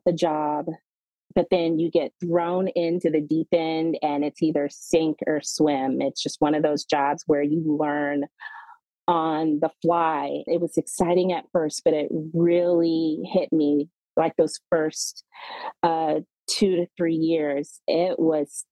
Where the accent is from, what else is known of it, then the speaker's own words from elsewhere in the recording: Decatur, Georgia, United States; now in Denver, United States; I grew up in Decatur, Georgia